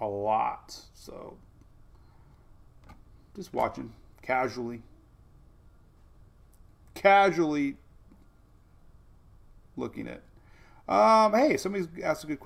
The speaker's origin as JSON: {"language": "English", "region": "Florida", "country": "United States", "tie": "born or raised there", "said": "I growing up in Florida, the Tropical Update with Jim Cantore, I used to be addicted to the cone of uncertainty"}